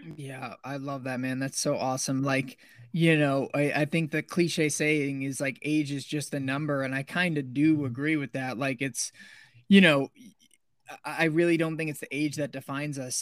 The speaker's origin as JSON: {"language": "English", "town": "Somers", "region": "New York", "country": "United States", "tie": "born or raised there", "also_born_or_lived": "Pennsylvania / Wisconsin", "moved": "as an adult", "lives_now": "Arizona, United States", "said": "I grew up in New York, so about 45 minutes north of New York City, in a little suburban town called Somers, New York, in Westchester County"}